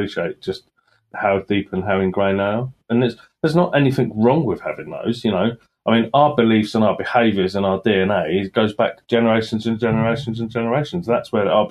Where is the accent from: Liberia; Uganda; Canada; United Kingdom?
United Kingdom; Sutton Coldfield, West Midlands; I was born in Sutton Coldfield